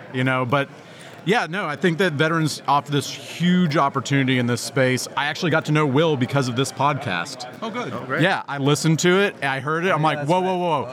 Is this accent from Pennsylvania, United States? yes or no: no; Texas, United States; I'm from Texas